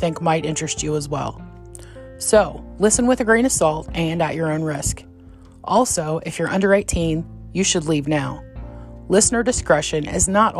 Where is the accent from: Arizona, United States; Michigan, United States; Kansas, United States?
Kansas, United States; I'm from Kansas